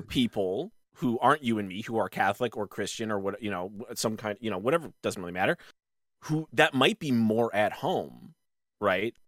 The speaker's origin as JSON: {"language": "English", "country": "Canada", "said": "we're all Canadians"}